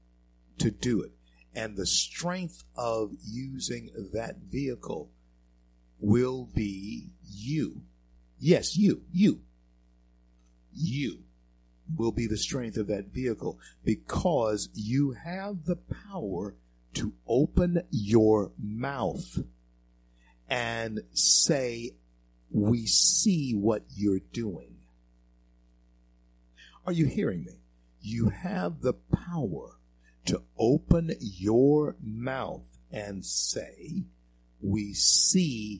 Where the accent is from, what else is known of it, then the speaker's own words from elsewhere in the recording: Shreveport, Louisiana, United States; moved away as an adult; also born or lived in the West; I was born in Confederate Memorial Hospital, grew up in Shreveport, Louisiana